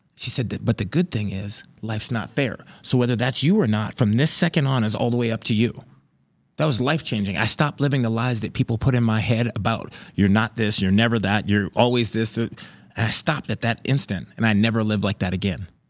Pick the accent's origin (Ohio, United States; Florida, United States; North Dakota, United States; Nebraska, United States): North Dakota, United States; Grand Forks; I'm from Grand Forks, North Dakota